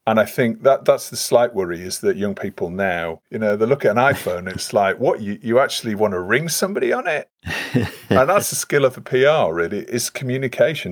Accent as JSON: {"language": "English", "town": "Leeds", "region": "Yorkshire and the Humber", "country": "United Kingdom", "said": "I'm, I'm from Leeds"}